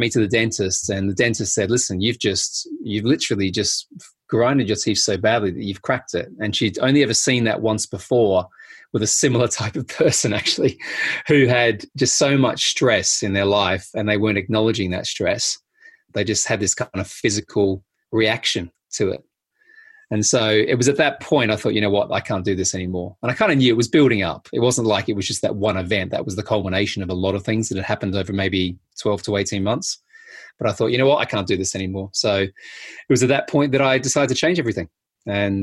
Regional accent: Adelaide, South Australia, Australia; I grew up in a place called Adelaide in South Australia

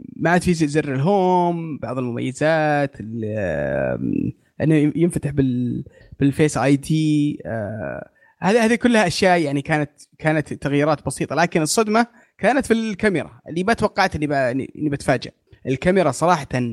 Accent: Saudi Arabia

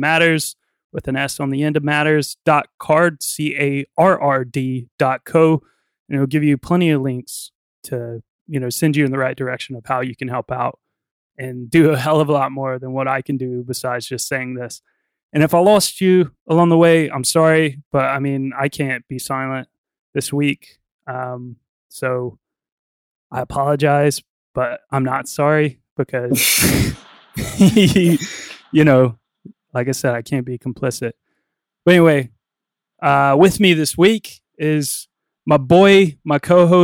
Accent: United States; moved away; I'm from America, and right now things have been going on in my home state and in my country

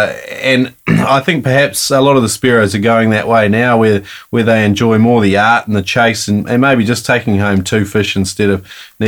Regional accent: Taranaki, New Zealand; moved away as an adult; now in Australia; I'm from New Zealand myself, Darren. I'm from Taranaki. I've been here 10 years now. Yeah. practically an Australian

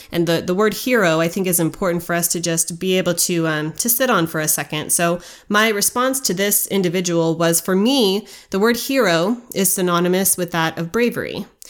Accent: United States; the birthright that we were given as Americans

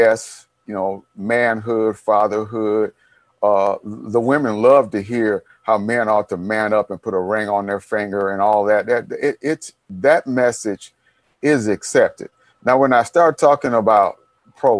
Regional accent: Detroit, Michigan, United States; my friends I grew up with in Detroit. On the block, I'm probably the only one left alive from that block.

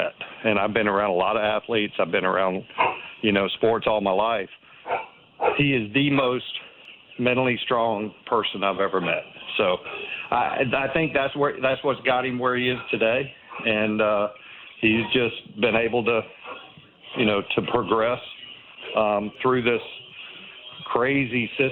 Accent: Eastern North Carolina, United States; I grew up in Eastern North Carolina and, a little town, 45,000 people in Eastern North Carolina.

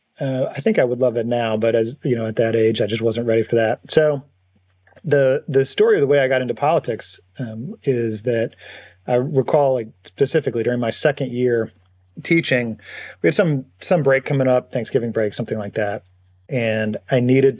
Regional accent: North Alabama, United States; moved away as an adult; also born or lived in North Carolina; I grew up in North Alabama.

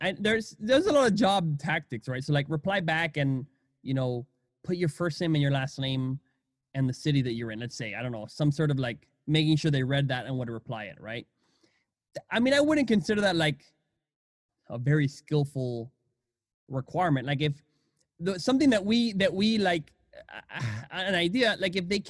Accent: Venezuela; now in United States; I'm from Venezuela

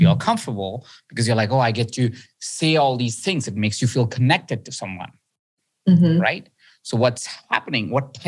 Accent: India; I was born in India. I grew up in India

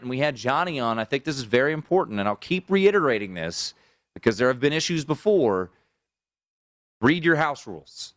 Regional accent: Washington, United States; moved away; my hometown

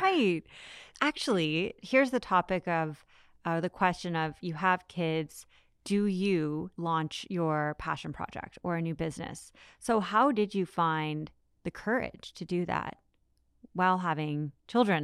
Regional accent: Canada; as a Canadian

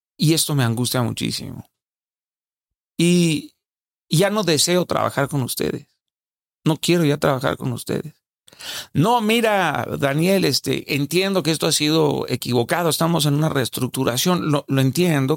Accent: Sinaloa, Mexico; Yo hablo así, soy sinaloense

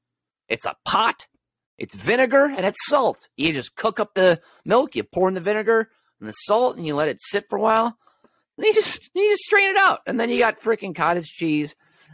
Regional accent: California, United States; grove next to my childhood home in Orange County. That's where I grew up.

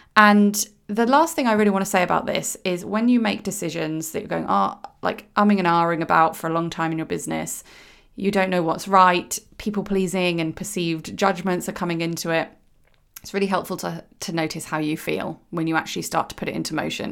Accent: United Kingdom; I am British

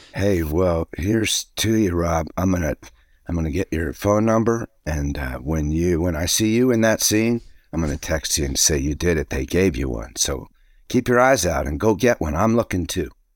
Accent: Alexandria, Virginia, United States; moved away; my hometown in Alexandria

